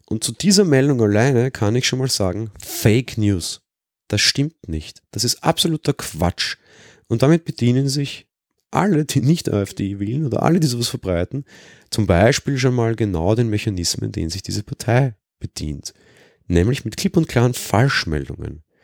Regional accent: Austria; Weil ich als Österreicher das ganz gut kenne, weil die FPÖ, die so auch so das rechte Pendant hier ist, wesentlich stärker ist

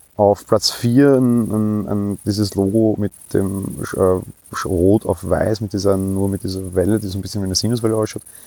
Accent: Vienna, Austria; bei uns in Wien

